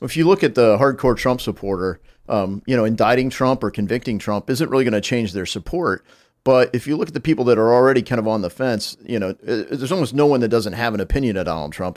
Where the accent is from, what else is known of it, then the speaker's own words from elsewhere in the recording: Southwest Ohio, United States; I'm from Southwest Ohio